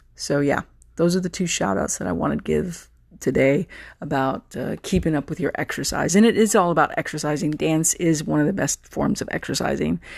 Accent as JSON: {"language": "English", "region": "Texas", "country": "United States", "accent": "Southern", "said": "I'm a Texan"}